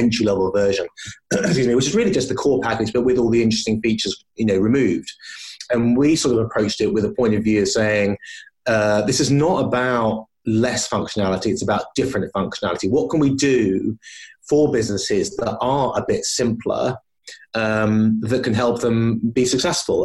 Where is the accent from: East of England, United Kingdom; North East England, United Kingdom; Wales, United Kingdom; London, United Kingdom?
London, United Kingdom; moved away as an adult; now in Edinburgh, United Kingdom; I was born in London, grew up in London, moved around a little bit since, and really my journey up to Scotland was based on moving up here with my young family